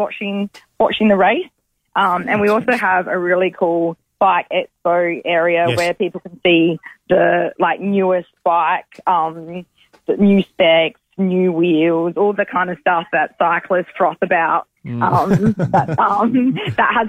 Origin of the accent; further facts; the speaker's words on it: Adelaide, South Australia, Australia; my hometown